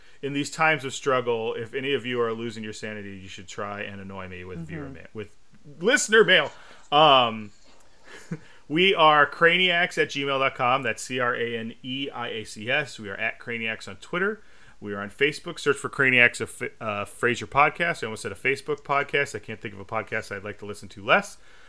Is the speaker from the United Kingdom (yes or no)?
yes; United Kingdom; accent: British; Shout out to Larry's, where I flaunt my British accent whenever I visit.